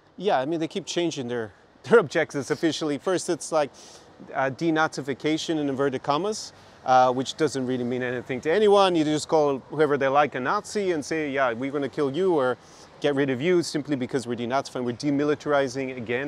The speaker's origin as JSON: {"language": "English", "region": "west coast of Ireland", "country": "Ireland", "tie": "born or raised there", "moved": "yes", "lives_now": "Odessa, Ukraine", "said": "having grown up on the west coast of Ireland."}